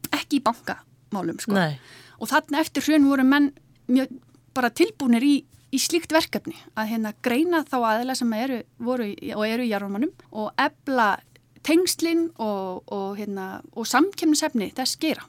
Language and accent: Icelandic; Álftanes, Capital Region, Iceland; ég er alltnisingur. E, fluttið þangað fjör ára